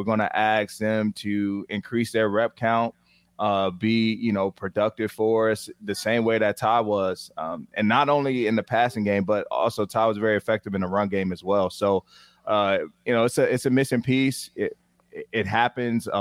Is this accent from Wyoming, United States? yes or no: no; Virginia, United States; I'm from Virginia